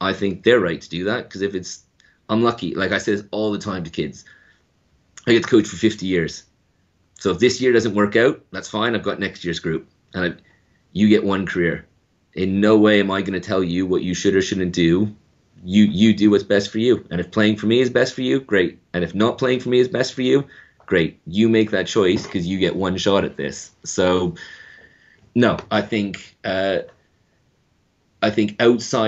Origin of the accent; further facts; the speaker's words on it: Canada; moved away as an adult; now in United Kingdom; I'm Canadian.